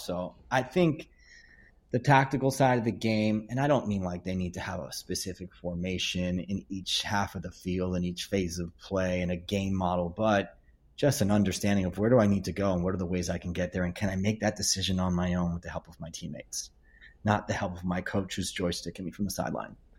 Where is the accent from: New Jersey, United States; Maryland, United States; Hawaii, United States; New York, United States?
New York, United States; Hicksville; I became a director of coaching to my hometown of Hicksville